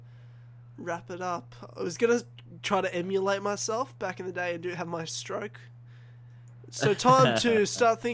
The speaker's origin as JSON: {"language": "English", "town": "Brisbane", "region": "Queensland", "country": "Australia", "tie": "born or raised there", "also_born_or_lived": "Melbourne, Victoria", "moved": "as an adult", "lives_now": "Victoria, Australia", "said": "I wasn't born there, but I grew up there, so I call myself a Queenslander."}